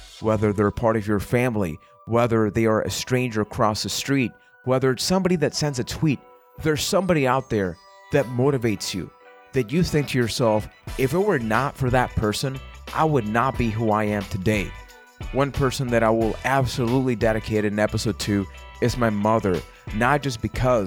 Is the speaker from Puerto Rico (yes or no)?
yes; Puerto Rico; I am from Puerto Rico